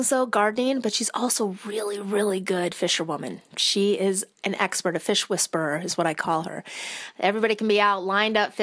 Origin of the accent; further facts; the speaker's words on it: Michigan, United States; moved away as an adult; I'm originally from Michigan, joined the military at 18, and I've traveled around quite a bit